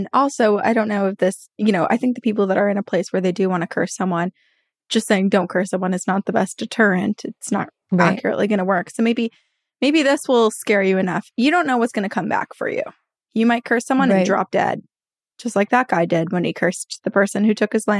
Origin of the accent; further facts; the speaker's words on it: Santa Monica, California, United States; also born or lived in San Bernardino County / Georgia; now in Maplewood, United States; I lived in San Bernardino County in California, and I grew up in Santa Monica, California. I lived in Georgia. I moved back to Santa Monica, and then finally I moved to Maplewood, New Jersey in September of 2021 for work.